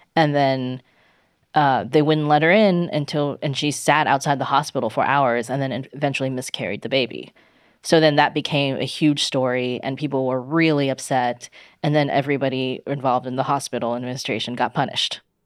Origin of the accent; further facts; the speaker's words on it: China; moved away; I was growing up in China